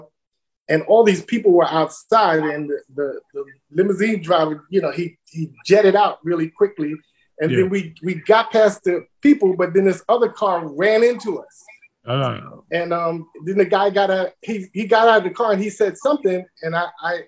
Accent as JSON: {"language": "English", "town": "New York City", "region": "New York", "country": "United States", "tie": "born or raised there", "said": "I originally grew up in Brownsville, and then we moved into East New York."}